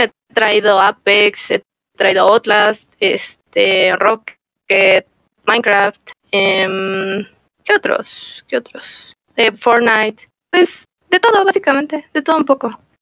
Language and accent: Spanish; Toluca, State of Mexico, Mexico; Somos de Toluca los dos